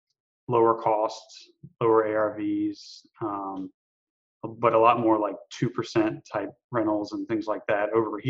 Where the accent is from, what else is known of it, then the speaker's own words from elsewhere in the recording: Louisiana, United States; moved away as an adult; also born or lived in New Orleans / Germany; now in Mobile, United States; I'm originally from Louisiana, and have kind of lived there for about 8 or 9 years.